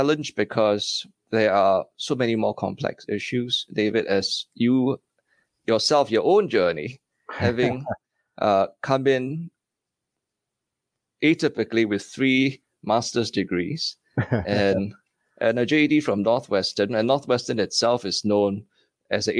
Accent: Singapore; moved away as an adult; also born or lived in Stockholm, Sweden; now in United States; as a Singaporean in Sweden

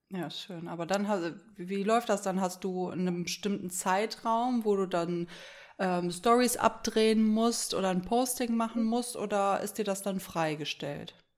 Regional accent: Erkrath, North Rhine-Westphalia, Germany; also born or lived in Düsseldorf; now in Minden, Germany; Also ich bin in Düsseldorf in der Uniklinik geboren und bin aber im Umfeld, Ach. ja, bin ich in, in Erkrath

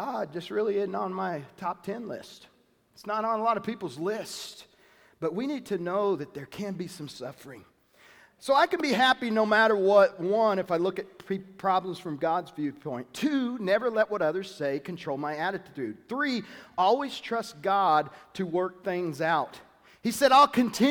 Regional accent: the South, United States; I'm from the South

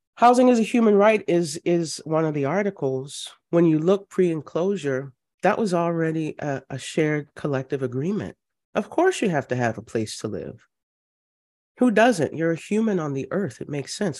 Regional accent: Louisiana, United States; I'm from Louisiana, family goes back, um, well into the early seventeen hundreds

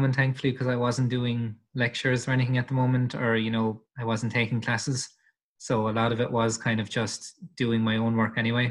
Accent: Limerick, Munster, Ireland; I'm from Limerick, Ireland.

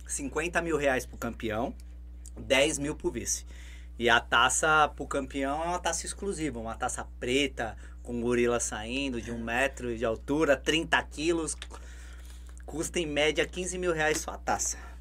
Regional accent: Guarulhos, São Paulo, Brazil; a gente nasceu lá em Guarulhos, né? Esse ano a gente está na Zona Sul, mas a gente é cria lá da Zona Norte

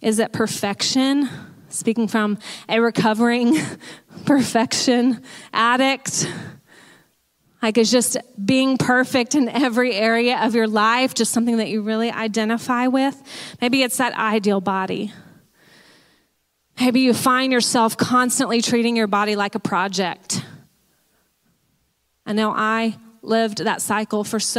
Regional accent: Texas, United States; moved away as an adult; One thing that I identified with growing up was being a Texan

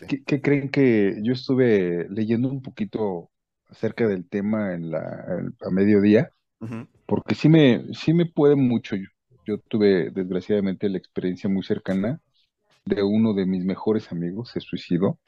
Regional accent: Mexico; como mexicanos

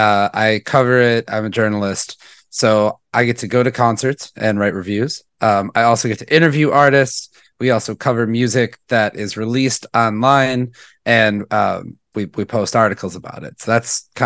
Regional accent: Milwaukee, Wisconsin, United States; I grew up born and raised in Milwaukee, went to college here at Marquette University and just kind of never left.

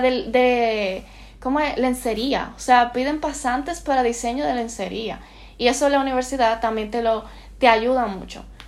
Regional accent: Santo Domingo, Dominican Republic; moved away as an adult; now in Barcelona, Spain

